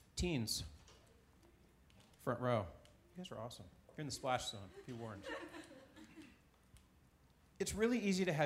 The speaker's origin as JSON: {"language": "English", "region": "Alaska", "country": "United States", "tie": "born or raised there", "moved": "yes", "said": "I grew up in Alaska, a few of you know, and I spent a lot of my summertime in Valdez."}